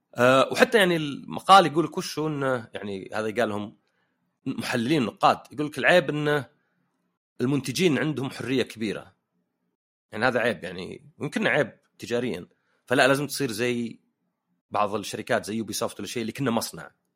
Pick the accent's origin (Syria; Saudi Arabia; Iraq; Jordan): Saudi Arabia; also born or lived in Canada; عندنا في السعوديه